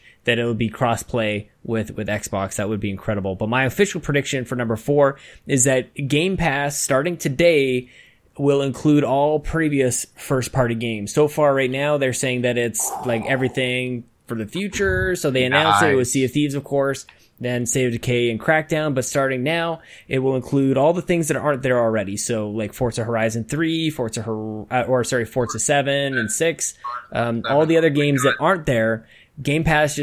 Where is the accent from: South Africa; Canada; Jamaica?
Canada; as a Canadian playing NHL